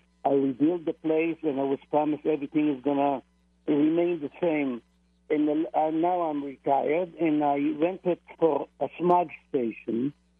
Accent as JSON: {"language": "English", "country": "Israel", "moved": "yes", "said": "I'm from Israel."}